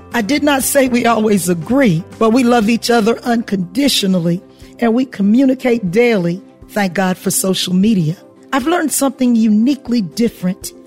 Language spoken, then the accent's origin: English; Hilton Head Island, South Carolina, United States; I'm a country girl who was born and raised on Hilton Head Island, South Carolina